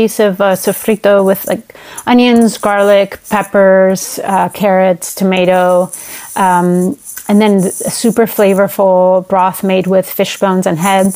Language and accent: English; Basque Country, Spain; now in Seattle, United States; I'm currently in Seattle, Washington, but I'm originally from the Basque Country in northern Spain